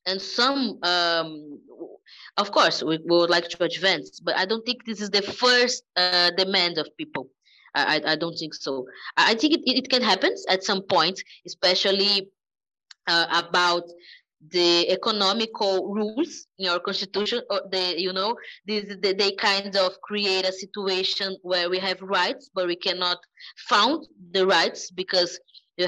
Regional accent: Brazil; Here in Brazil, people lack identity of Latin American. We don't see ourselves as Latin American

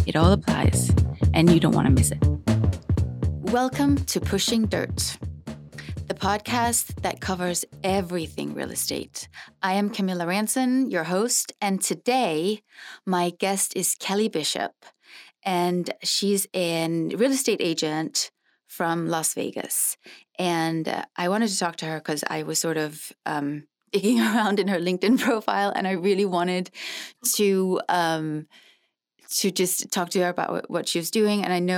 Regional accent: Denmark; I'm from Denmark.

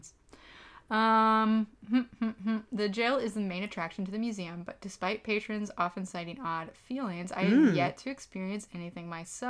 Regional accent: Park City, Utah, United States; I grew up in Park City, Utah, which is best known for the Sundance Film Festival.

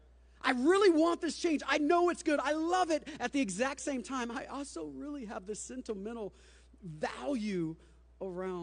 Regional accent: Plant City, Florida, United States; when I was a Plant City kid growing up, Buddy Freddy's was like the place to go

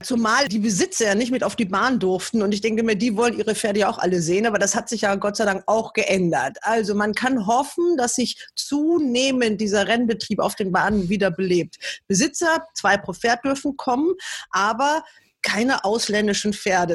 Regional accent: Germany; als Deutscher

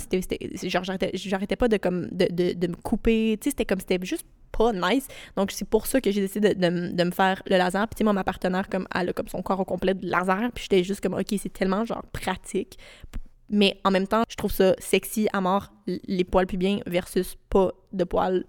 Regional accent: rural Quebec, Canada; Quand j'étais au secondaire, euh, je venais d'une petite campagne du Québec

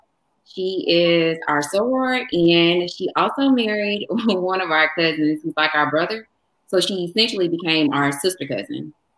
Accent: Jackson, Mississippi, United States; Delwyn and I are sisters. Yes. I'm from Jackson.

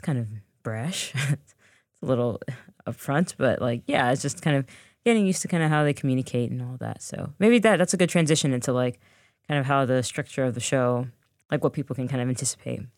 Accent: United States; we are the American-born daughters of two Jamaican immigrants

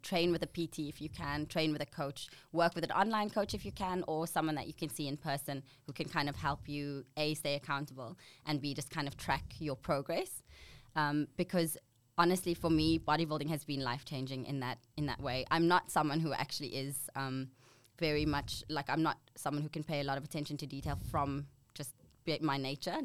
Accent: Namibia; moved away as an adult; now in Australia; I'm from a little country. Well, it's actually quite a big country.

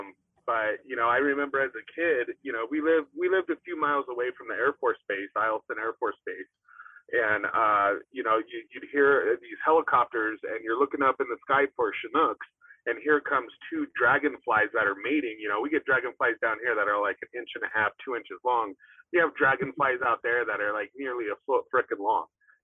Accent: Fairbanks, Alaska, United States; moved away; I'm from Fairbanks, Alaska, and that's one of the smallest towns you ever find.

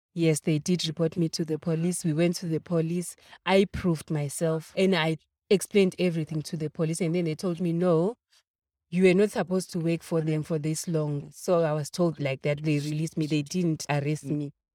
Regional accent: Zimbabwe; moved away as an adult; now in Johannesburg, South Africa; I'm from Zimbabwe. I came here 2008.

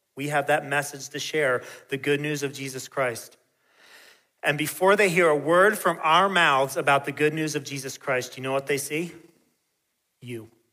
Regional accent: United States; given the choices of countries I could have been born into. I'm incredibly thankful and grateful to God that He chose to place me here

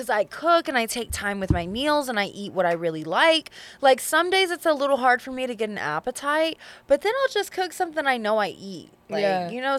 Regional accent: the South, United States; Like, but also I'm from the South, so it's like

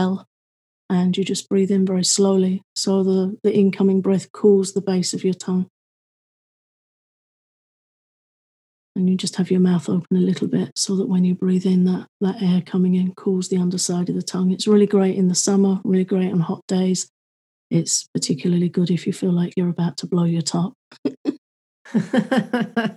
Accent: United Kingdom; I'm British

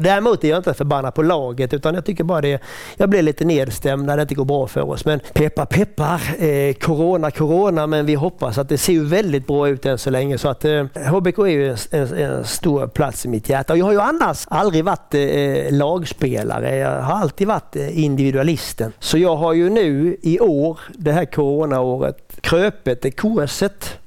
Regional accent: Tönnersjö, Halland County, Sweden; also born or lived in Öringe; en arrendebonnapåg från Tönnesjö

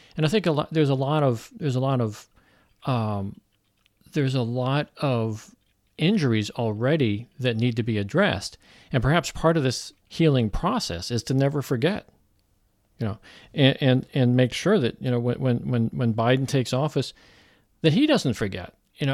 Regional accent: Missouri, United States; I'm from Missouri

